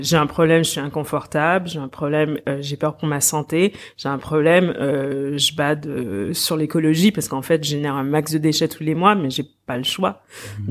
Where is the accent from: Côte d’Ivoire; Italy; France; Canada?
Canada; Quebec; moved away as an adult; j'ai grandi au Québec